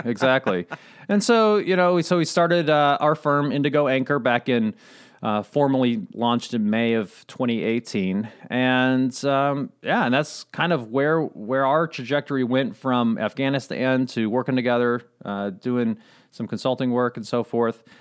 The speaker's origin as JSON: {"language": "English", "region": "Southern Indiana", "country": "United States", "tie": "born or raised there", "also_born_or_lived": "Durango, Colorado", "said": "when I was um, almost five years old, my parents decided we were going to move to Southern Indiana and live on a farm with my uncle."}